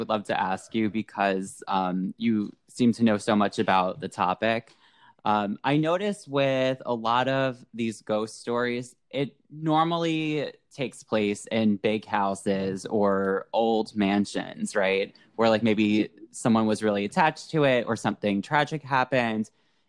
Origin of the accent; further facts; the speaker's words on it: Irvington, New Jersey, United States; I grew up in Irvington, New Jersey.